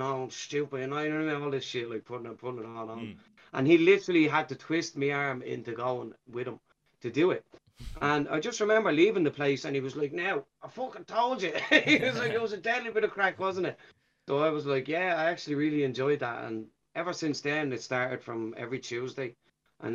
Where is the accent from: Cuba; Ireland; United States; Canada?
Ireland; Dublin, Leinster; growing up in Ballymun